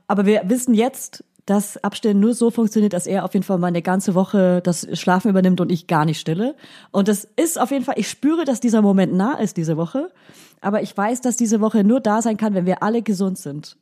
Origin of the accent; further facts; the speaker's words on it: Franconia, Bavaria, Germany; accent: Franconian; Ich spreche ja fränkisch